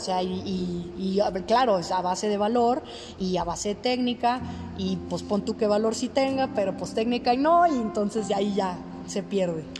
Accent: Mexico; para ser mexicana es difícil

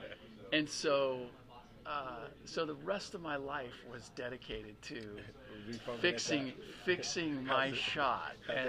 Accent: United States; first language German; English is a second language; I'm a first generation American

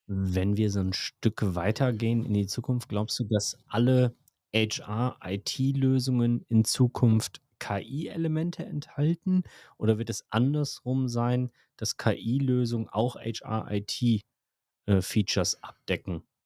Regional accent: Germany; bei uns in Deutschland

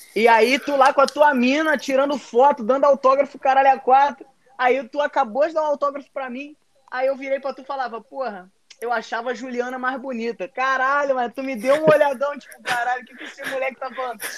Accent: Mesquita, Rio de Janeiro, Brazil; Eu sou de Mesquita, né? Aqui no Rio de Janeiro

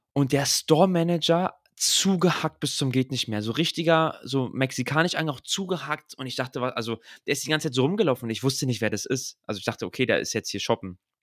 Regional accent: Berlin, Germany; aus Berlin

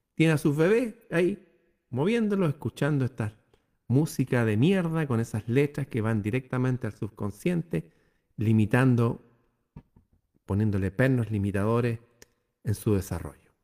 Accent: Chile

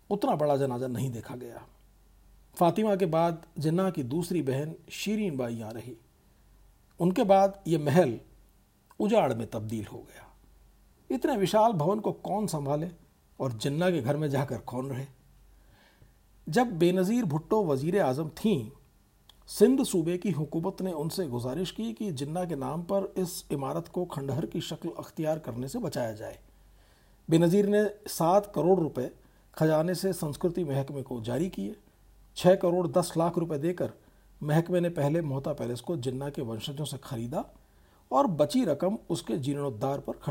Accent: Bikaner, Rajasthan, India; थार के रेगिस्तान का सरहदी शहर बीकानेर जहाँ मैं पला बढ़ा कराची से कोसों दूर है

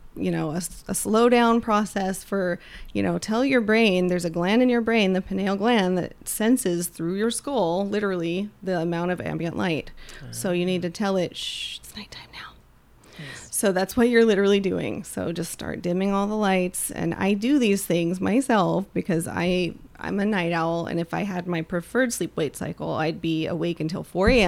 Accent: Kansas, United States; I grew up in Kansas

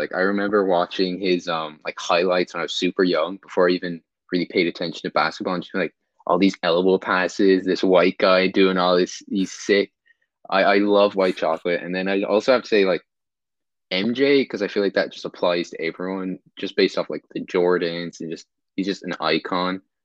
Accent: Ireland; also born or lived in Sacramento, California, United States; I was born in Sacramento, and I moved to Ireland in, like, 2005.

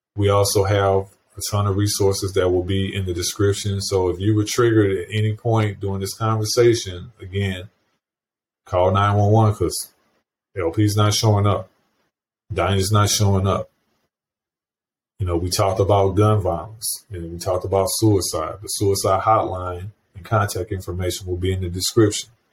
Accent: St. Louis County, Missouri, United States; my hometown area, St. Louis County, Missouri

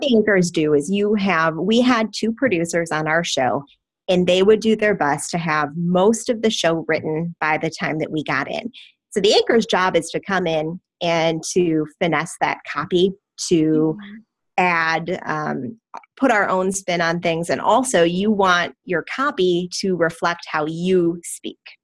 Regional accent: Wisconsin, United States; Wisconsin, my home state

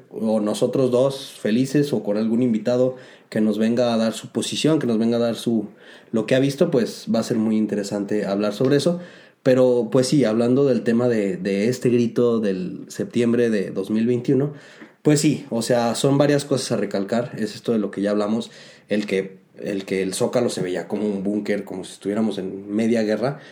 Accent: Mexico; haber nacido esta tierra

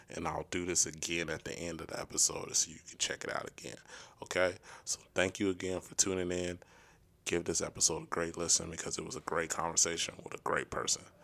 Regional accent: Oklahoma City, Oklahoma, United States; also born or lived in Tahlequah; I'm from Oklahoma City, so it was crazy coming to Tahlequah

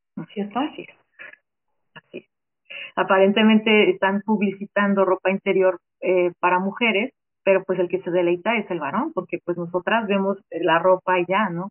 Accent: Mexico; nosotras como mujeres, como ciudadanas mexicanas

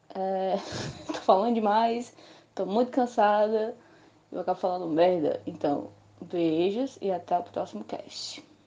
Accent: Ceará, Brazil; also born or lived in Caucaia, Ceará; eu sou cearense. Eu moro na cidade de Calcaia, Ceará.

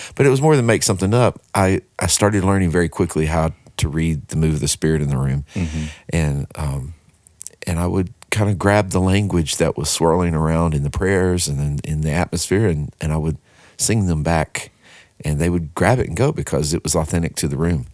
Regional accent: Texarkana, Texas, United States; moved away as an adult; now in Nashville, United States; born and raised in Texarkana, Texas

